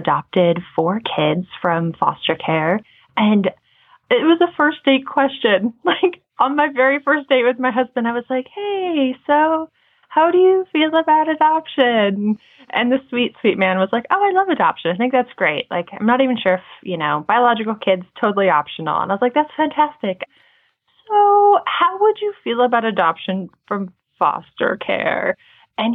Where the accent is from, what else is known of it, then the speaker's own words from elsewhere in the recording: Montana, United States; Right now, we live in Montana. I grew up in Montana.